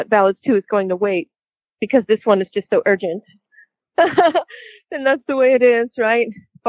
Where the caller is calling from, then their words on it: Los Angeles, California, United States; I'm in Los Angeles right now. I'm calling from Los Angeles, and I'm recording here tracks for my next album